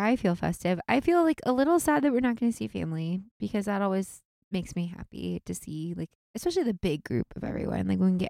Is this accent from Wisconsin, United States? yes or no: no; Washington, United States; Well, that's what I grew up with because I grew up out in Washington